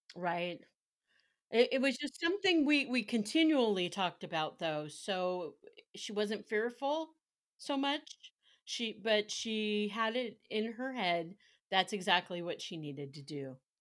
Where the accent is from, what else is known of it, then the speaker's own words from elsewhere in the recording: Carmichael, California, United States; I grew up in Carmichael